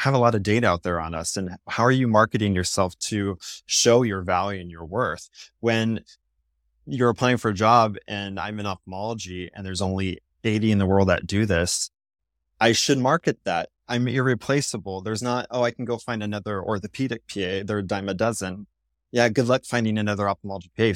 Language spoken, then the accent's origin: English; Seattle, Washington, United States; moved away as an adult; also born or lived in Virginia; I'm from Seattle, West Coast, and I'm in a school in Virginia